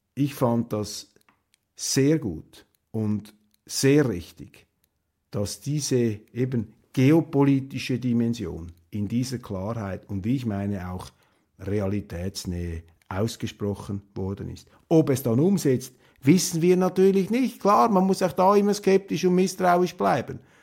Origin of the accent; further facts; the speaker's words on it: Switzerland; als Schweizer